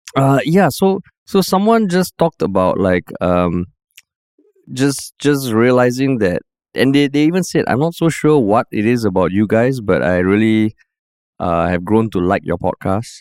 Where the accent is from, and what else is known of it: Singapore